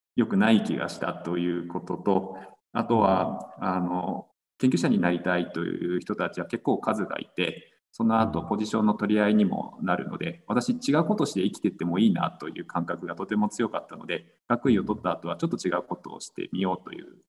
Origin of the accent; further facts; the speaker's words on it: Sapporo, Hokkaido, Japan; also born or lived in Hakodate; 北海道の札幌市出身です。